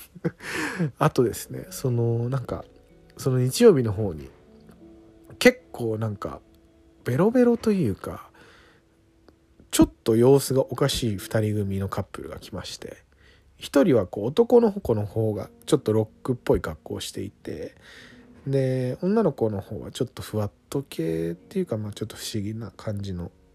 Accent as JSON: {"language": "Japanese", "area": "Setagaya", "region": "Tokyo", "country": "Japan", "tie": "born or raised there", "also_born_or_lived": "Shimane / Okinawa", "said": "僕はやっぱりその世田谷で育ってきた身"}